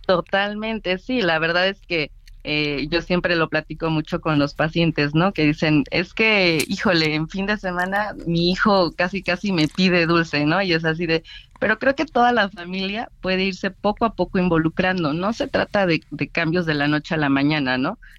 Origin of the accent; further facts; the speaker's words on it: Mexico; nosotros como mexicanos